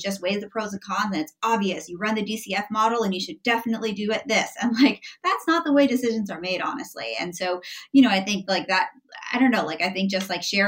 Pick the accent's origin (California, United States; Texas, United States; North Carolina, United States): California, United States; San Francisco; Like I grew up in San Francisco mostly, and like knew nothing about this sport.